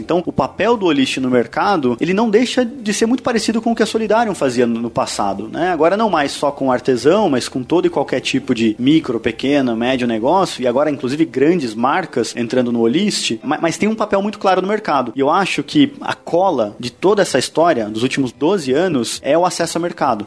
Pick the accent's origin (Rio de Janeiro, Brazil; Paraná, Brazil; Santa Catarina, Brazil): Paraná, Brazil; Londrina; also born or lived in Curitiba; eu sou natural de Londrina, do interior, do Paraná, né? Mudei para Curitiba muito novo, assim, com 16 anos